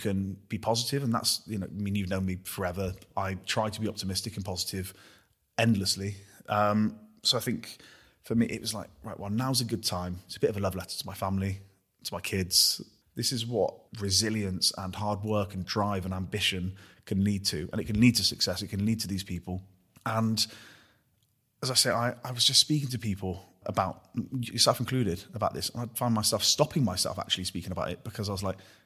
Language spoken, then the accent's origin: English; Gloucester, South West England, United Kingdom; I'm a knobhead from Gloucester